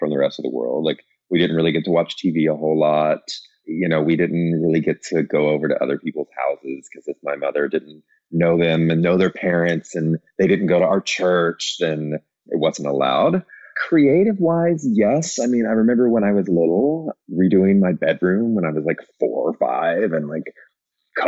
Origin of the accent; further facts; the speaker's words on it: Missouri, United States; now in Los Angeles, United States; I grew up in Missouri in a landlocked state